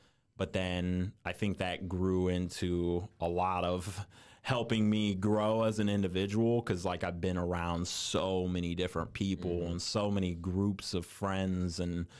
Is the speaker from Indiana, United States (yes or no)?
yes; Indiana, United States; genuinely, I'm just from Indiana and been all over the place in Indiana.